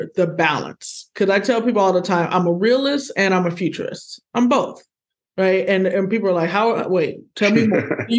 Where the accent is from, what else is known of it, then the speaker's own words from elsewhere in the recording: Midwest, United States; I'm a Midwesterner just like you. I'm still here